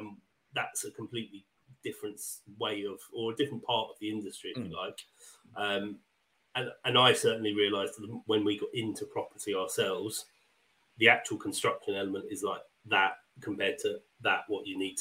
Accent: Wembley, London, United Kingdom; moved away; I grew up in Wembley

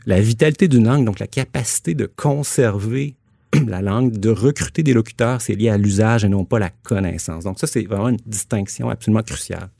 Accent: Quebec City, Quebec, Canada; moved away; also born or lived in Montreal; je suis originaire de Québec

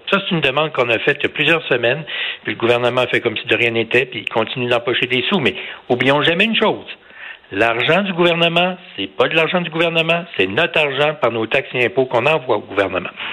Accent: Canada; je suis un Canadien, je suis fier d'être Canadien, j'aime mon pays

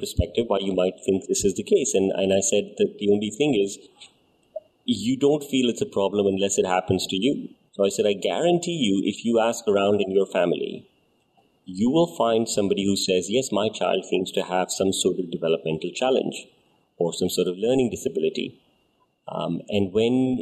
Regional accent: Dubai, United Arab Emirates; We grew up in Dubai

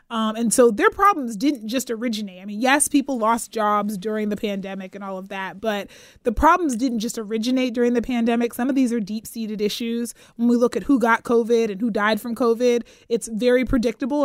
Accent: Pittsburgh, Pennsylvania, United States; moved away as an adult; also born or lived in Atlanta / Ann Arbor; now in Sacramento, United States; I'm from Pittsburgh, Pennsylvania originally

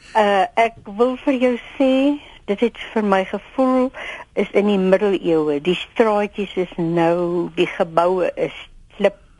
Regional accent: South Africa; Ek is 'n Suid-Afrikaner.

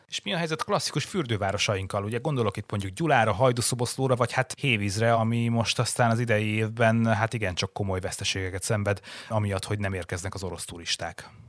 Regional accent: Borsod-Abaúj-Zemplén, Hungary; persze hazabeszélek borsodiként

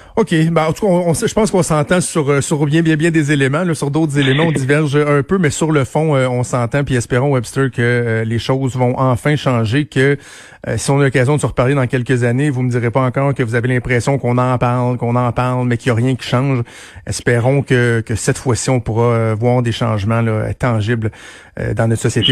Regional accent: Quebec, Canada; je suis un Québécois blanc

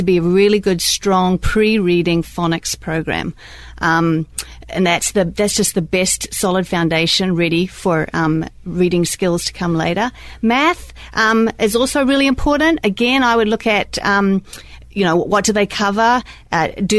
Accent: New Zealand; moved away as an adult; now in Fridley, United States; I'm originally from New Zealand

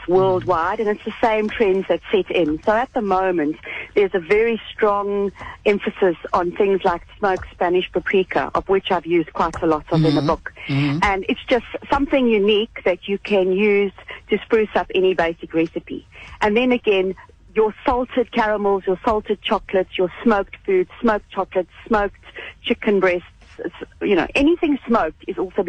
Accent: Free State, South Africa; also born or lived in Paris / Cape Town; my Free State upbringing is still very much a part of me

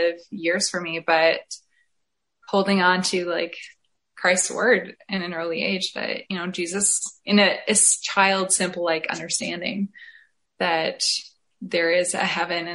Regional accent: Essex County, Ontario, Canada; now in St. Thomas, Canada; I am currently living in St. Thomas, Ontario, but I'm originally from Essex County, which is what I like to call the Florida of Canada, just before Michigan there

